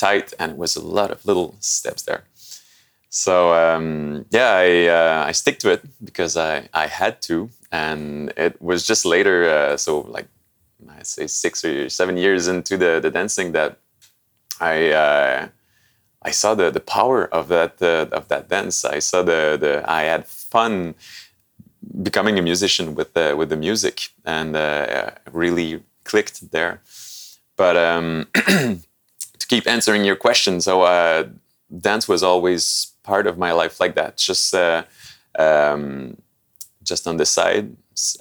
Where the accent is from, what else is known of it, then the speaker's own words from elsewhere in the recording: Sept-Îles, Quebec, Canada; now in Montreal, Canada; I come from the North Shore of Quebec